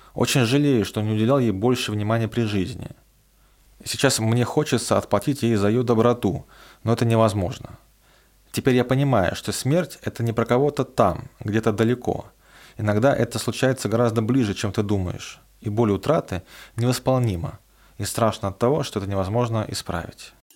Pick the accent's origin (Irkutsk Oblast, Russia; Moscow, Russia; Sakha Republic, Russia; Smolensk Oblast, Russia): Smolensk Oblast, Russia; Roslavl; moved away; отправиться в Рославль, откуда я родом